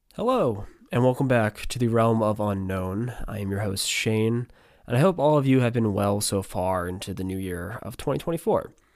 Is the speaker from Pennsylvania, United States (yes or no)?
yes; Pennsylvania, United States; my home state of Pennsylvania